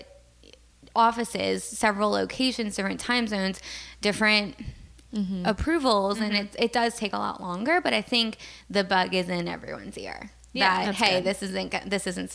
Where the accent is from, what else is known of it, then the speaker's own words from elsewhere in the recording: New Orleans, Louisiana, United States; moved away; I was born and raised in New Orleans